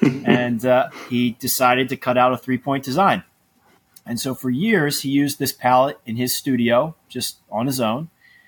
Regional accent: Malvern, Pennsylvania, United States; We grew up outside of Philadelphia in an area called Malvern.

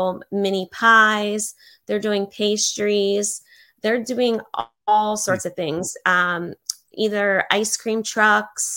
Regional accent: Pittsburgh, Pennsylvania, United States; now in Fort Myers, United States; going to Pittsburgh, back to my hometown

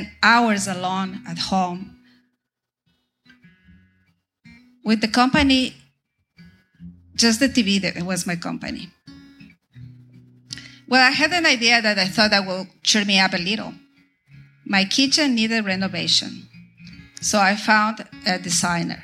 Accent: Ecuador; moved away as an adult; also born or lived in Venezuela; now in Tyler, United States; I am from Ecuador in South America

